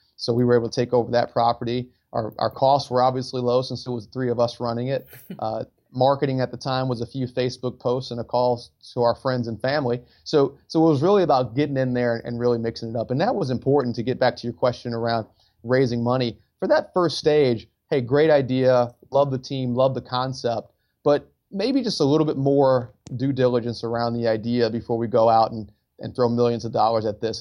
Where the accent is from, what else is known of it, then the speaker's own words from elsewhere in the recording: Detroit, Michigan, United States; moved away as an adult; I grew up in Detroit, Michigan